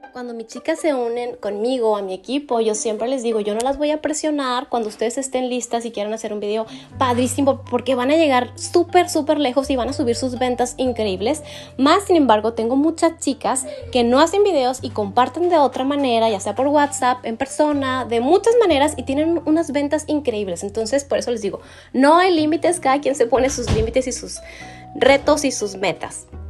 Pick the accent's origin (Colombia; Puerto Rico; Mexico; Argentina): Mexico; Delicias, Chihuahua; now in El Paso, United States; Yo soy mexicana, soy originaria de Delicia, Chihuahua